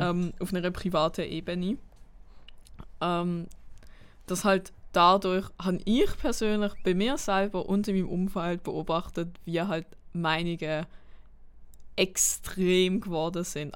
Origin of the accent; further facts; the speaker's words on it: Basel, Basel-Stadt, Switzerland; ich komme aus Basel